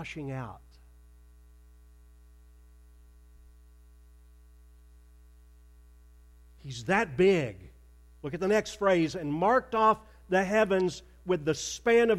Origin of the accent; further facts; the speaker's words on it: Arkansas, United States; moved away as an adult; also born or lived in Plano, Texas; I grew up in Arkansas.